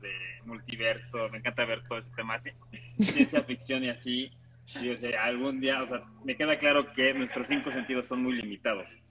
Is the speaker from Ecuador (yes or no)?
no; Mexico; como cultura mexicana jugamos con la muerte